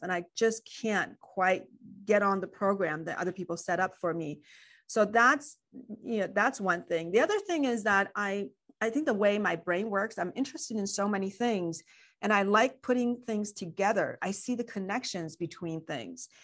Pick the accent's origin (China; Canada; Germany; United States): China; moved away; I grew up in China